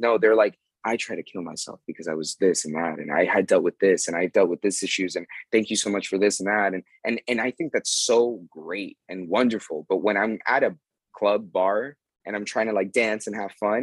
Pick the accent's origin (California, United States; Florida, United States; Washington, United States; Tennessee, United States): Florida, United States; Miami; moved away as an adult; now in Las Vegas, United States; I'm from South Florida. I'm from Miami